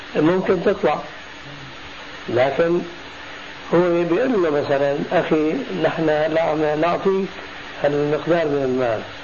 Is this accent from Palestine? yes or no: no; Syria; عندنا في سوريا